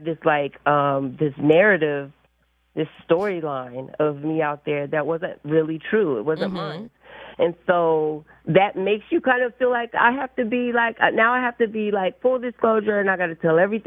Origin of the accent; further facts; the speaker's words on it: Philadelphia, Pennsylvania, United States; I'm from North Philly